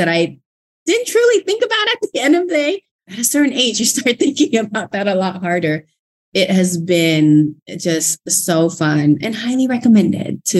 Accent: Thailand; English is a second language; now in Fort Worth, United States; English is not my first language

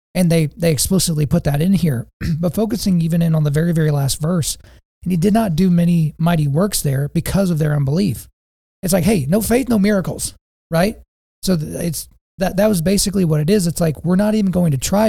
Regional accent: Lawton, Oklahoma, United States; my hometown of Lawton, Oklahoma

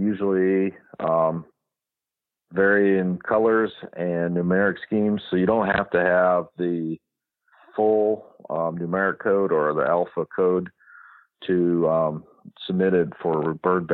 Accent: Mississippi, United States; now in San Joaquin Valley, United States; growing up in Mississippi

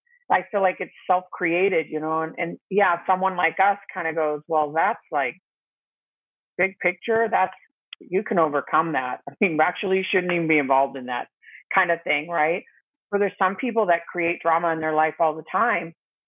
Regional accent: Arizona, United States; I'm the oldest of six kids, And two of us have the same father, and we lived here in Arizona

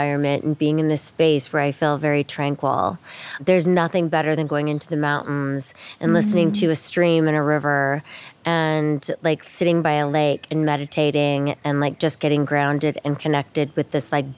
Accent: Alaska, United States; growing up in Alaska

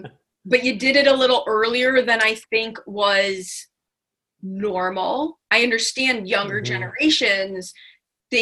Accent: Chicago, Illinois, United States; We're from Chicago

